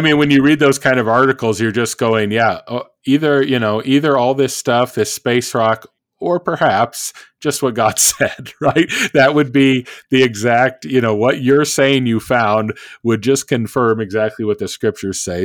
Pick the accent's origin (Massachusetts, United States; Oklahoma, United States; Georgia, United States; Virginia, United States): Oklahoma, United States; also born or lived in Minnesota; now in Kansas, United States; being in Kansas and growing up in Oklahoma